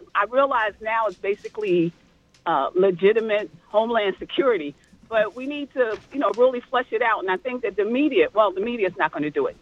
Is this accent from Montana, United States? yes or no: no; North New Jersey, United States; I grew up in North New Jersey